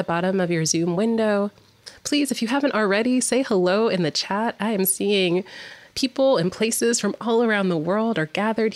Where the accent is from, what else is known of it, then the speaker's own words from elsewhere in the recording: Nashville, Tennessee, United States; my hometown of Nashville, Tennessee